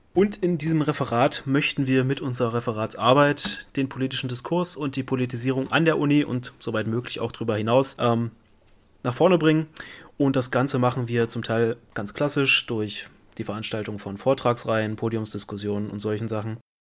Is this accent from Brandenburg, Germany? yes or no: yes; Brandenburg, Germany; now in Giessen, Germany; ich komme aus Brandenburg